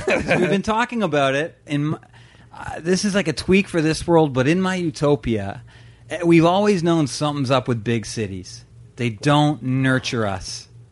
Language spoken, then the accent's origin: English; Brampton, Ontario, Canada; I grew up in Brampton